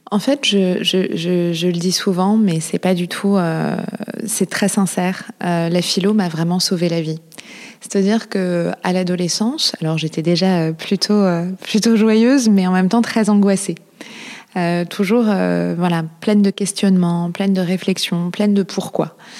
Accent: Paris, Île-de-France, France; also born or lived in Marseille / Cap Ferret; J'ai grandi à Paris, je suis née à Paris

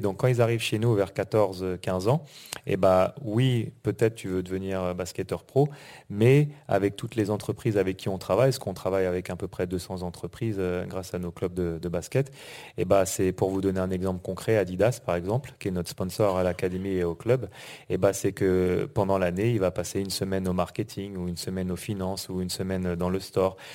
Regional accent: Normandy, France; moved away; also born or lived in United States; on est on est de Normandie on a grandi en Normandie

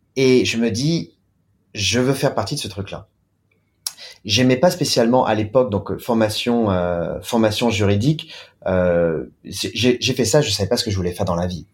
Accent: France; moved away as an adult; now in China; en tant que Français, en tant que Latin

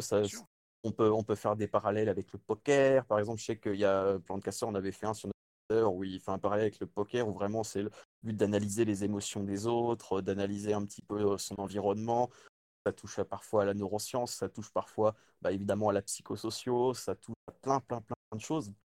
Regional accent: France; also born or lived in Le Mans; pour nous en France

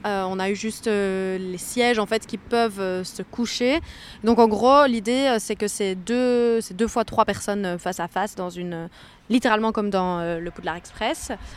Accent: Liège, Wallonia, Belgium; de base, je suis liégeoise.

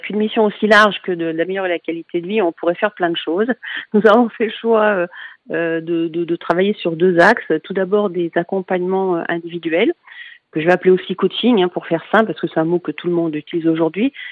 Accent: Lyon, Auvergne-Rhône-Alpes, France; donc parce que je suis de Lyon et que l'association est lyonnaise

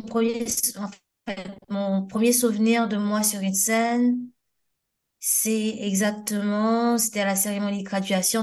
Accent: Port-au-Prince, Ouest, Haiti; now in France; j'ai grandi et, euh, à Turgeot à Oturjo, euh, dans, une, dans un quartier qu'on appelle la Grotte, Cité Gabriel.

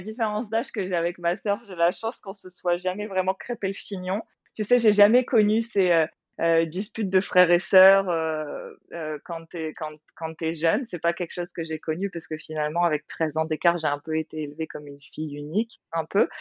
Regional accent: France; moved away as an adult; now in Australia; en tant que française, tu sais, euh, ayant toujours grandi, dans, enfin, euh, ayant vécu dans des grandes villes

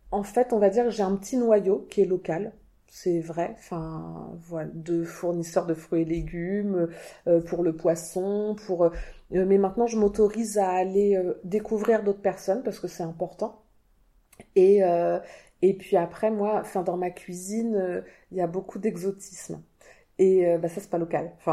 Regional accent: Normandy, France; born there; also born or lived in Martinique; Je suis née en Normandie, j'ai vécu 5 ans de ma très longue vie maintenant en Martinique.

